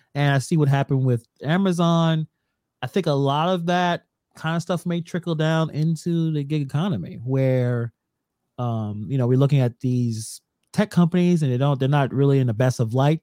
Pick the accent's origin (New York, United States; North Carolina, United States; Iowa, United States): New York, United States; New York City; I don't call myself a Brooklynite or you know, we're from Brooklyn